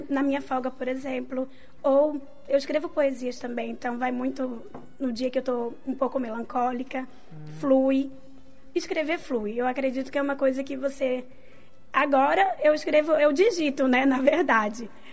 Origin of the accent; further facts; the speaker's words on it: Rio de Janeiro, Brazil; eu sou carioca